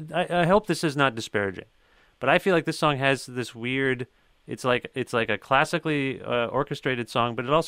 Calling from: Guelph, Ontario, Canada; I'm calling you from Guelph, which is just down the road from Hamilton.

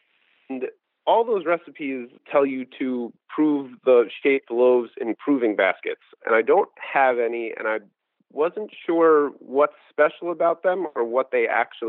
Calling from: West Newbury, Massachusetts, United States; From West Newbury, Massachusetts.

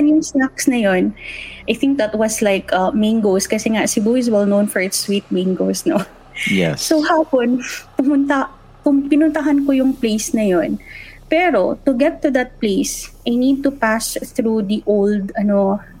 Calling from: Dubai, United Arab Emirates

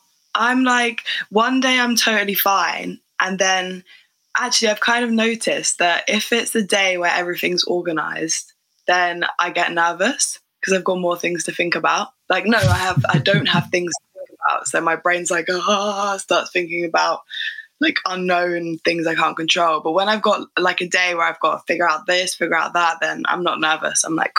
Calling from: Abbots Langley, East of England, United Kingdom; I'm joining you from a little village called Abbots Langley that is in the suburbs of Watford, which is in the suburbs of London.

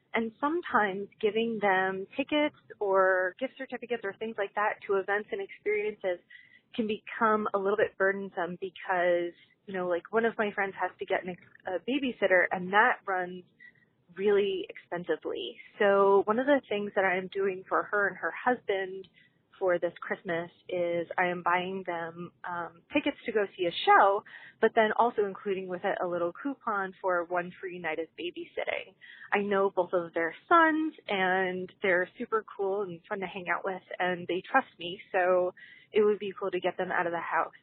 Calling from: Pottsville, Pennsylvania, United States; I'm from Pottsville, Pennsylvania

